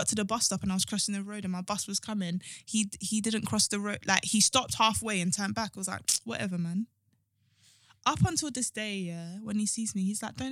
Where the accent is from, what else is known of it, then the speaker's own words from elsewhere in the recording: London, United Kingdom; I'm from Brixton